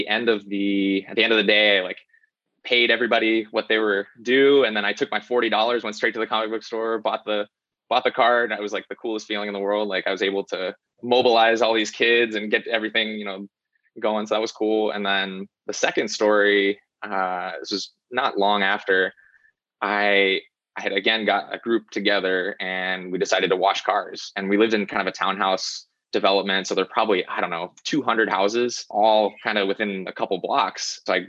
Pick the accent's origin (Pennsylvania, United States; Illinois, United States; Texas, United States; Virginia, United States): Virginia, United States; also born or lived in North Carolina; The first 7 years of my life were in North Carolina, and then we moved to Virginia. My dad was military, and then I spent my formative years in Virginia.